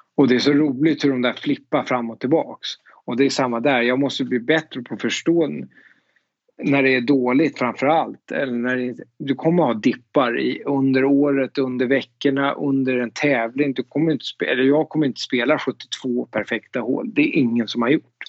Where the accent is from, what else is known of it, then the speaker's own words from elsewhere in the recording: Danderyd, Stockholm County, Sweden; moved away as an adult; now in Augusta, United States; jag växte upp i Danderyd